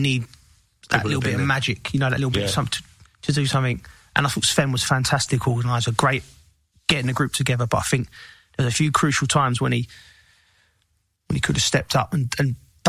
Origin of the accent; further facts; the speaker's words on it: England, United Kingdom; being an Englishman